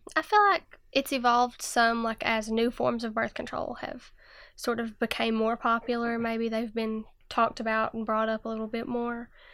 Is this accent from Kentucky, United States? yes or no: yes; Jenkins, Kentucky, United States; I'm from Jenkins, Kentucky, and I'm sixteen years old